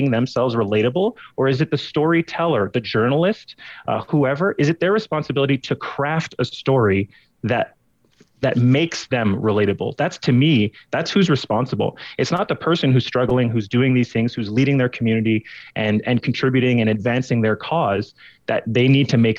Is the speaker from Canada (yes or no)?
yes; Montreal, Quebec, Canada; moved away; also born or lived in the Prairies; growing up in Montreal, very diverse community